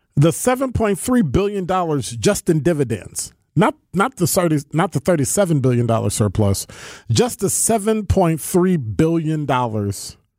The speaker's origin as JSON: {"language": "English", "town": "Chicago", "region": "Illinois", "country": "United States", "tie": "born or raised there", "moved": "as an adult", "lives_now": "Milwaukee, United States", "said": "I'm from Chicago, born and raised"}